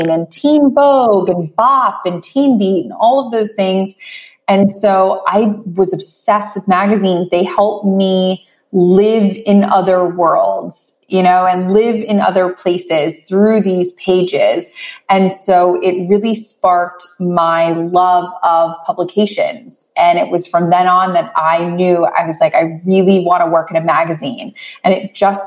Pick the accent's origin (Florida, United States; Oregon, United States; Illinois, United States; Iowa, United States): Florida, United States; West Palm Beach; I grew up in West Palm Beach, Florida